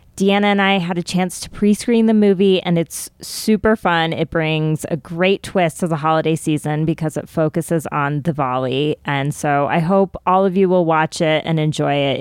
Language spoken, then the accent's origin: English; Colorado, United States; growing up in Colorado where I was one of the only people of color in my school